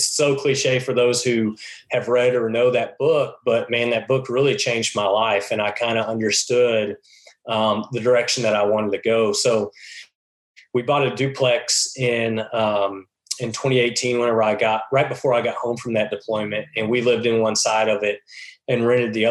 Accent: Texas, United States; moved away as an adult; also born or lived in Dallas, Texas; now in Missouri, United States; I grew up in Texas

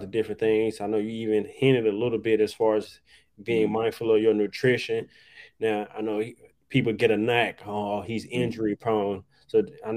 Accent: Dallas, Texas, United States; I'm from Dallas

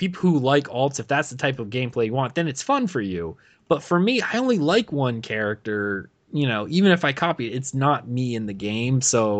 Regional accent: Pennsylvania, United States; I'm from like rural Pennsylvania, and it just kind of feels weird.

